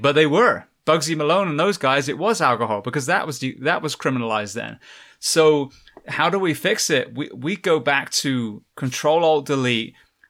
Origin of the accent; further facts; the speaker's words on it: England, United Kingdom; the NHS, I came from England, an amazing system.